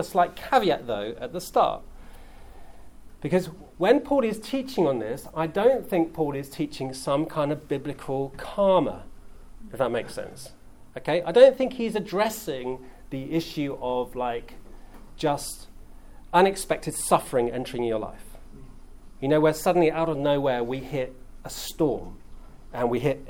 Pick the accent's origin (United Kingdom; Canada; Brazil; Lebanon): United Kingdom; England; I'm English